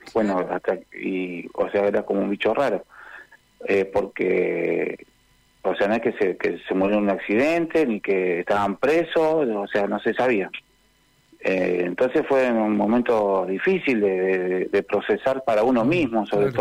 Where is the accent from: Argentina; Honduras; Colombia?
Argentina; Rosario, Santa Fe; yo nací en el Hospital Provincial de Rosario